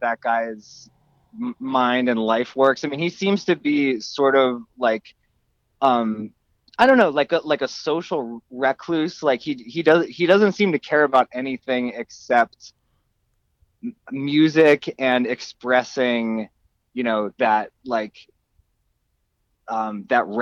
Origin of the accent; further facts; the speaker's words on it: Horsham, Pennsylvania, United States; I am from a town in Pennsylvania called Horsham, and I still live not far from there.